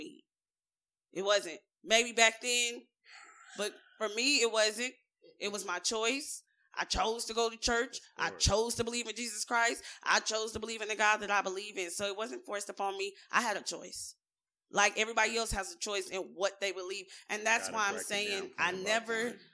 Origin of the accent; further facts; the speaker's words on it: United States; I was born in the United States